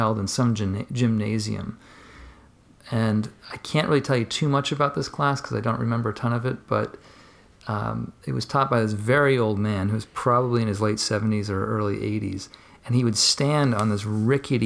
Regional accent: Marshfield, Massachusetts, United States; I am originally from, not Boston proper, but I grew up south of Boston in a small little suburb called Marshfield

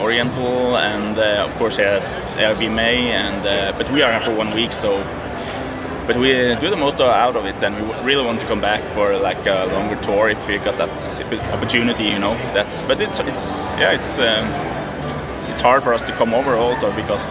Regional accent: Norway; we are from Norway, and we have our background

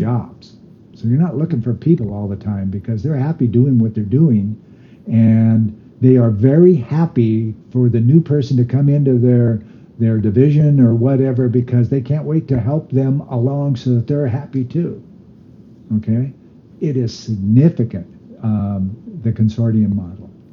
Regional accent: United States; I'm Native American

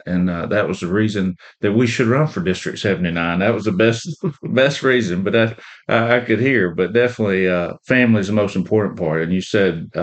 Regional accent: Graham, Alabama, United States; I grew up in a small farming community called Graham, Alabama

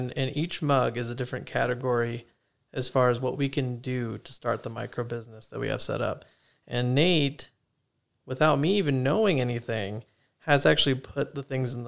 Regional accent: Arizona, United States; now in Idaho, United States; So I'm actually from Arizona, you know, the hot lands, the exact opposite of Idaho, essentially. And, you know, my family and I, we moved up here about 5 years ago, like I said, for school and work.

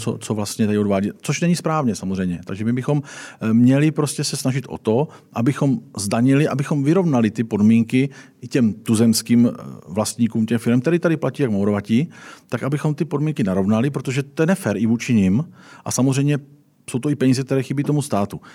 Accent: South Moravian Region, Czechia; já jsem z Jižní Moravy

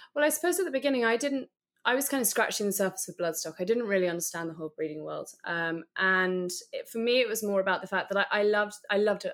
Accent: London, United Kingdom; I, am actually a born and bred Londoner

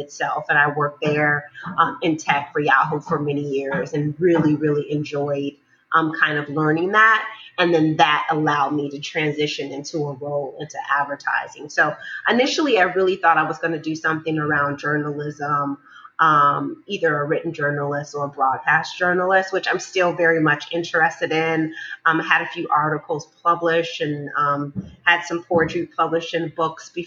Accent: Chicago, Illinois, United States; moved away as an adult; also born or lived in New York City; now in Cliffside Park, United States; I grew up in the west suburbs of Chicago, two-family home, very suburban kind of life

